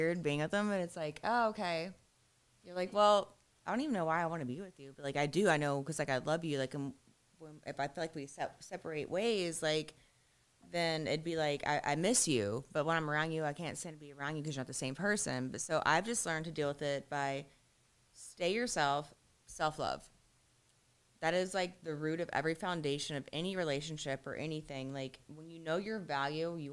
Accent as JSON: {"language": "English", "region": "Ohio", "country": "United States", "moved": "yes", "lives_now": "Fort Lauderdale, United States", "said": "I'm from Ohio."}